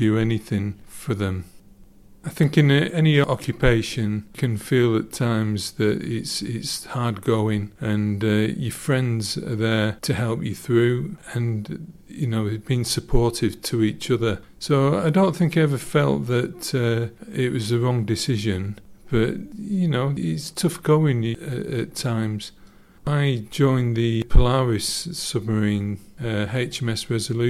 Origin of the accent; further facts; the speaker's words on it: Morecambe, North West England, United Kingdom; I'm born and bred in Morecambe